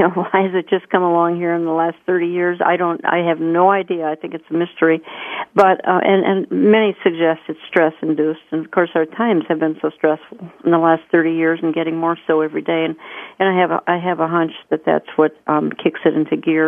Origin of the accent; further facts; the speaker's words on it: Minneapolis, Minnesota, United States; my hometown